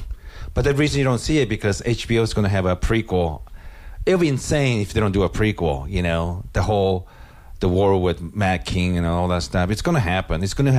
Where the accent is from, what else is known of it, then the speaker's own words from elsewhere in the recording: India; don't listen to my podcast, even though I'm Indian.